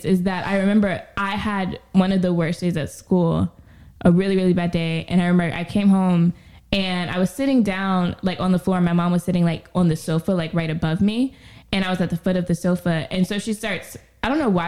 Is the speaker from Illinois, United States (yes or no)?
no; New Orleans, Louisiana, United States; we're from New Orleans